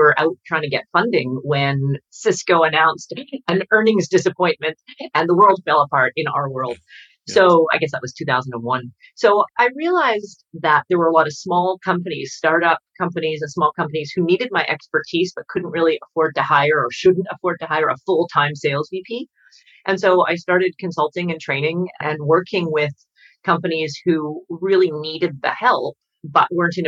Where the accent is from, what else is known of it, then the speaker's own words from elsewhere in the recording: Canada; I'm Canadian